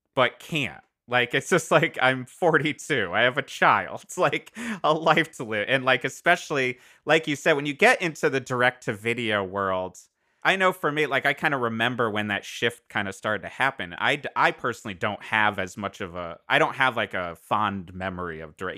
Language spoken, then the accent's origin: English; Cheshire, Connecticut, United States; I grew up in Connecticut.